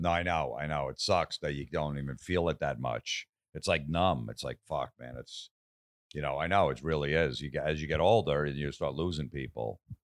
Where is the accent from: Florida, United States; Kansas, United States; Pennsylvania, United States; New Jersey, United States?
New Jersey, United States; Old Bridge; moved away as an adult; now in Los Angeles, United States; my hometown, Old Bridge, New Jersey